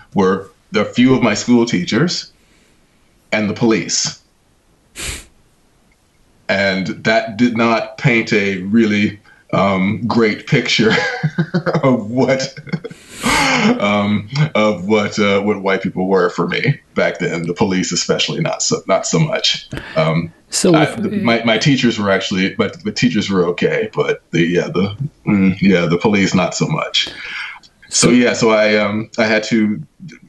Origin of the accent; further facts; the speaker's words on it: Los Angeles, California, United States; moved away as an adult; now in United Kingdom; I grew up in the heart of South Central. I grew up on 92nd and Figueroa